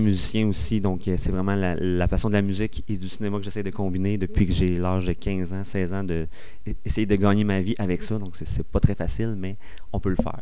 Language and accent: French; Granby, Quebec, Canada; je viens de Granby